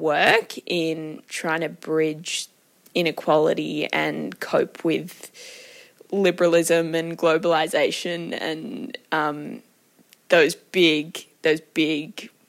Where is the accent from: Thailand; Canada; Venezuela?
Thailand; I grew up in Thailand, so had lots of interactions and just so aware of my privilege.